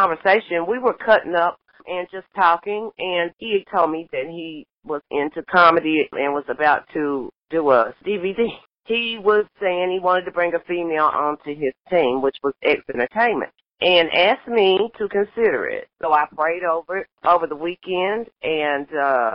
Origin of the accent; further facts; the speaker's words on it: Harriman, Tennessee, United States; I'm from Harriman, Tennessee, about 45 miles west of Knoxville